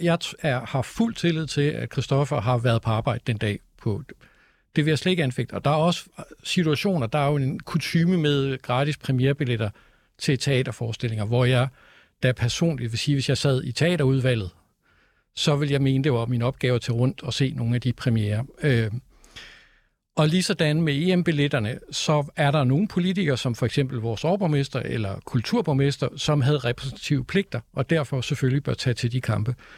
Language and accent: Danish; Copenhagen, Capital Region of Denmark, Denmark; jeg er københavner